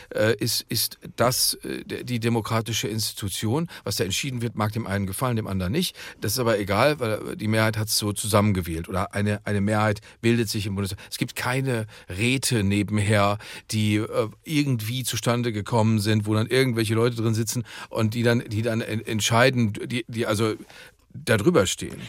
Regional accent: Dortmund, North Rhine-Westphalia, Germany; meiner Heimatstadt Dortmund

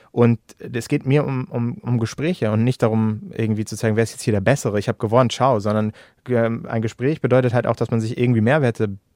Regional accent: Hamburg, Germany; ich komme aus Hamburg, aus der Stadt

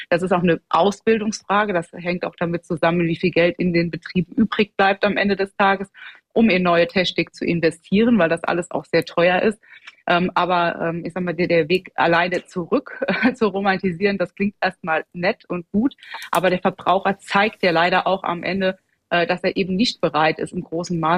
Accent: Rhineland-Palatinate, Germany; und ich komme aus Rheinland-Pfalz, da gibt es wirklich äh, alles vom Direktvermarkter

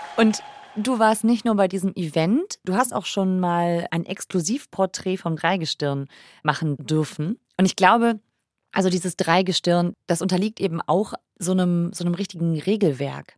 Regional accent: Düsseldorf, North Rhine-Westphalia, Germany; Ich bin ja Düsseldorferin

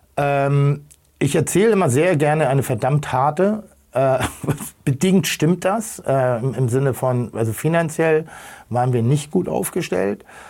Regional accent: Germany; also born or lived in Hamburg; ich bin, bin, bin, bin auf dem Land groß geworden

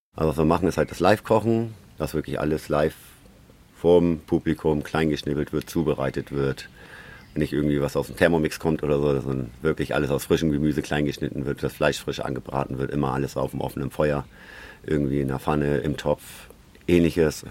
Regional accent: Schleswig-Holstein, Germany; die Schlei, das ist mein Geburtsort

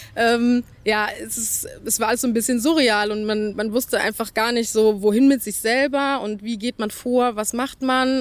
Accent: Dernau, Rhineland-Palatinate, Germany; das ist meine Heimat, hier will ich nicht weg

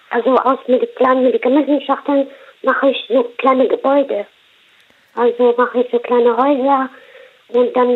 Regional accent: Morocco; Äh, verschiedene. Ich komme aus Marokko.

